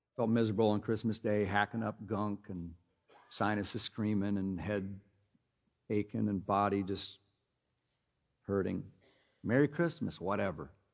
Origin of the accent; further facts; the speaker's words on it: Minnesota, United States; I grew up in Minnesota